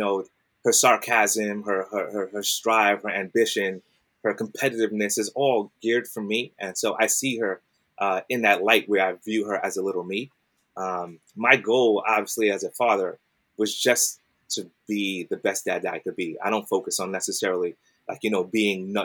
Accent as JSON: {"language": "English", "town": "New York City", "region": "New York", "country": "United States", "tie": "born or raised there", "said": "I'm from Brooklyn. I grew up in Brooklyn."}